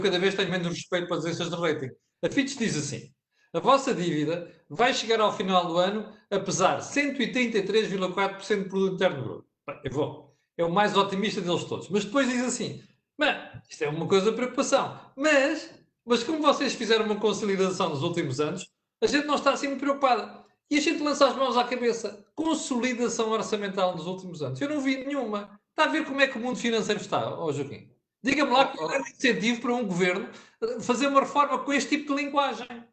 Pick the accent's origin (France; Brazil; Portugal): Portugal; como português